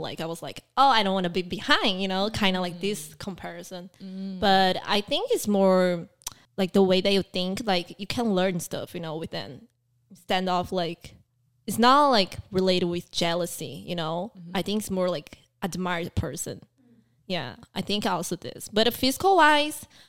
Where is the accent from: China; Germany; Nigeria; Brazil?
Brazil; moved away; also born or lived in Taiwan; I grew up in Brazil